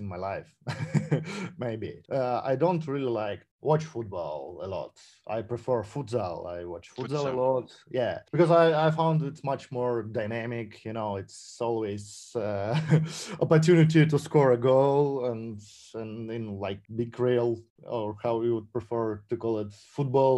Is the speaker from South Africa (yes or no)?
no; Saint Petersburg, Russia; Zenit St. Petersburg, the team from my hometown